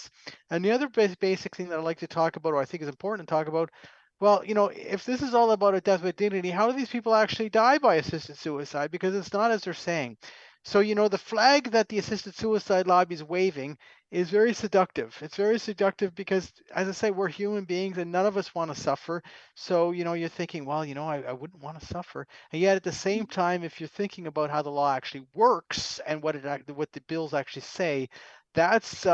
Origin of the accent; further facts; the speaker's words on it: Canada; I'm a Canadian, don't hold that against me, but nonetheless, I'm a Canadian